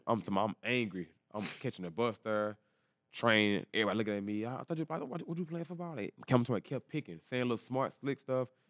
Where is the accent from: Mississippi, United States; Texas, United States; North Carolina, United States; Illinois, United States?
Texas, United States; Dallas; I'm from Dallas, Texas, East Dallas, Texas